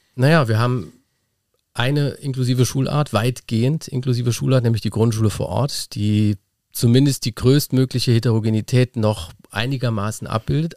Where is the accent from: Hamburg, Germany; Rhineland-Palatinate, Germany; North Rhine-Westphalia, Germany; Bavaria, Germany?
Rhineland-Palatinate, Germany; Kasel; now in Rheinhessen, Germany; Also ich komme aus dem Unteren Rupertal, aus einem kleinen Dörfchen Kasel